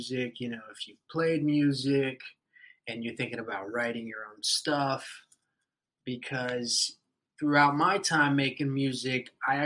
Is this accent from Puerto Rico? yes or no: yes; Puerto Rico; we're from Puerto Rico